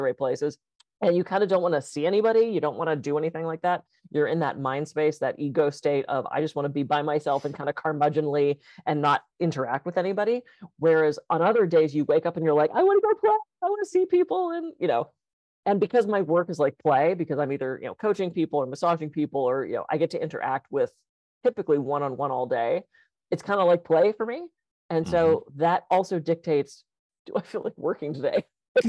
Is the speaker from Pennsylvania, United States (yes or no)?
yes; Pittsburgh, Pennsylvania, United States; now in Santa Barbara, United States; I grew up on the East Coast, it was cold for a lot. You know, I mean, I was in Pittsburgh